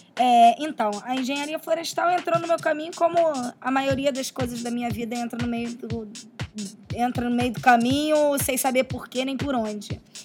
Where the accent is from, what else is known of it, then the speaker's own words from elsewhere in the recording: Rio de Janeiro, Brazil; nascida então no Rio de Janeiro